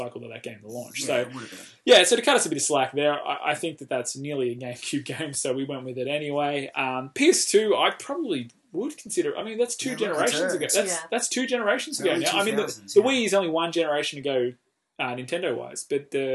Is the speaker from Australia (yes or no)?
yes; Australia; We give an Australian twist